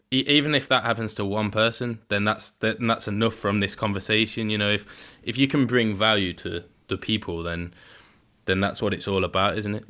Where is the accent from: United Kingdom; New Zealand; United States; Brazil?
United Kingdom; Leicestershire, East Midlands; I'm from Leicestershire